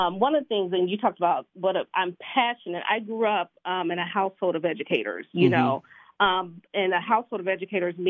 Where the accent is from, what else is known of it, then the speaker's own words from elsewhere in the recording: Kansas City, Missouri, United States; I was born and raised in Kansas City, Missouri